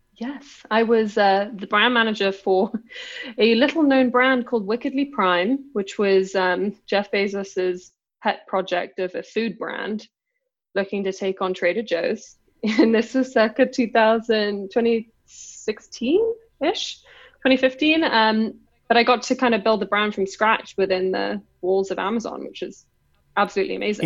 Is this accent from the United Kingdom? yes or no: yes; London, United Kingdom; accent: English; moved away as an adult; now in China; I just grew up in London